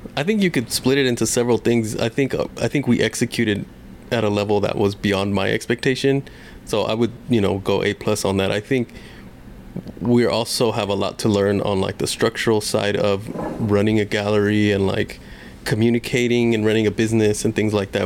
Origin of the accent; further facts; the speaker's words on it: Long Beach, California, United States; I grew up in Long Beach